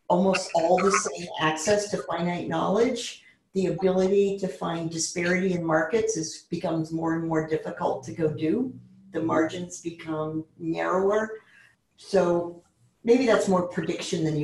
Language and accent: English; Maine, United States; I was born in Maine, and we're frugal people. Like the land and the people I come from